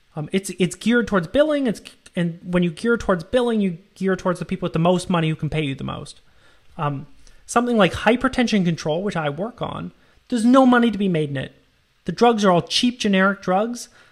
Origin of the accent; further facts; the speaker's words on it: Canada; moved away as an adult; also born or lived in United States; I'm from Canada